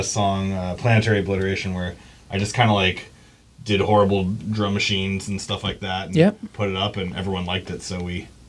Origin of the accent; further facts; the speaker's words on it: Issaquah, Washington, United States; I'm from Issaquah.